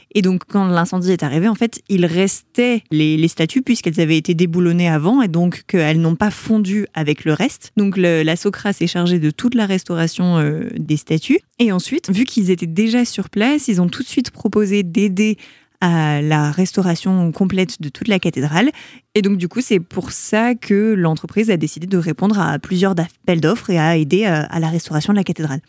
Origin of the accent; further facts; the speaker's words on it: Paris, Île-de-France, France; also born or lived in Montreal, Canada; Je suis née à Paris